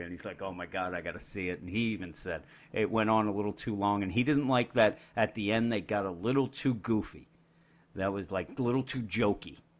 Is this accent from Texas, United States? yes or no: no; Pennsylvania, United States; We're from Pennsylvania